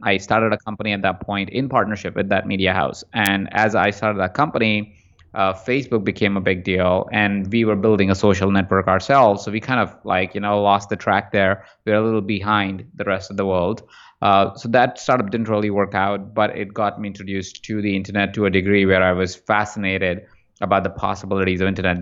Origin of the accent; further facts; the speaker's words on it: Jaipur, Rajasthan, India; moved away as an adult; also born or lived in Malaysia; now in Los Angeles, United States; I was born in India in a small town called Jaipur, uh, and from there, I spent the first half of my life there, first twenty-four years of my life there